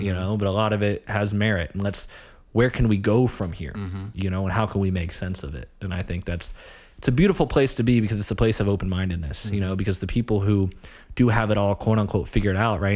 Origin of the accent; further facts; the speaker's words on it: Ohio, United States; moved away; also born or lived in Long Island, New York; I grew up in Ohio, small town. Um, you know, very quintessential Midwest